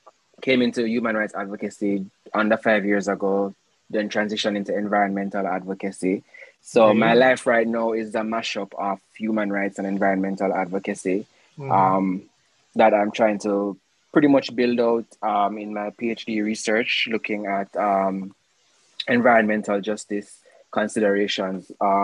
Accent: Jamaica; moved away as an adult; also born or lived in United States; I'm born and raised in Jamaica, still live there, but I am in the United States now for school.

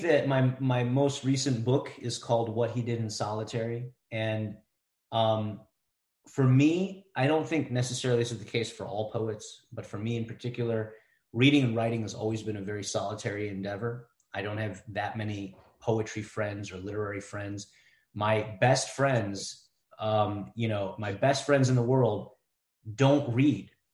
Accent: Cleveland, Ohio, United States; also born or lived in India; now in Columbus, United States; been a uh, Clevelander for for most of my life

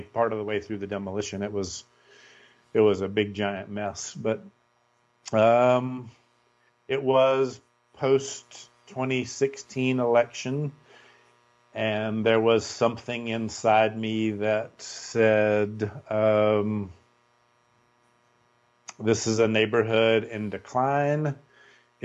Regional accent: Winston-Salem, North Carolina, United States; now in Asheville, United States; I grew up in Winston-Salem

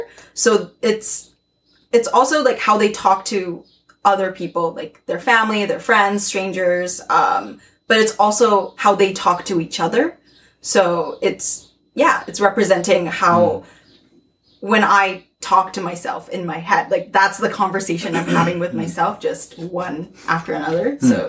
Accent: Japan; born there; also born or lived in North America; So I'm Japanese and I was born in Japan, but I was kind of raised in both North America and in Japan.

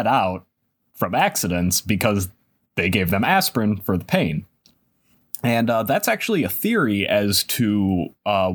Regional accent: United States; I am American.

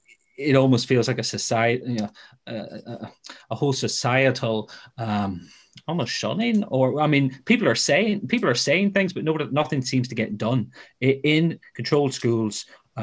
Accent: Ireland; now in Northern Ireland, United Kingdom; I grew up in the South. I was educated in a Christian Brothers school.

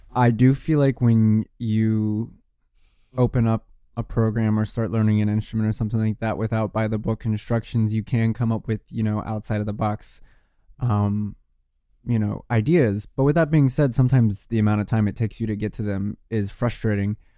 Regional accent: Richmond, Virginia, United States; now in Brooklyn, United States; I'm from Richmond, Virginia. I'm not from Brooklyn. I mean, I live here now

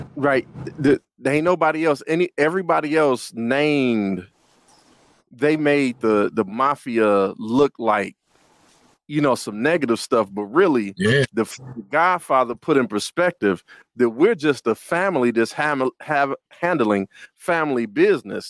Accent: Detroit, Michigan, United States; I hail in Detroit, Michigan

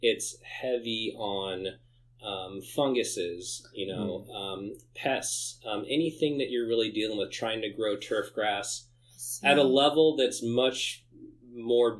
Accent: San Jose, California, United States; I grew up in San Jose, so I grew up close

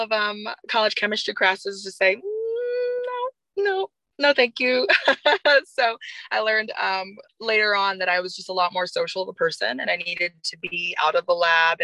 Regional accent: Overland Park, Kansas, United States; moved away; I grew up in the suburbs of Kansas, more specifically in the Overland Park area.

